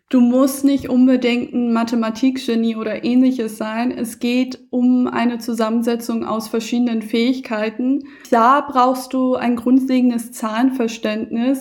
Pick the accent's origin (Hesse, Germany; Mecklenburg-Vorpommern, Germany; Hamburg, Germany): Hamburg, Germany; moved away as an adult; now in Berlin, Germany; ich bin eine richtige Hamburger Dern und Wahlberlinerin mittlerweile.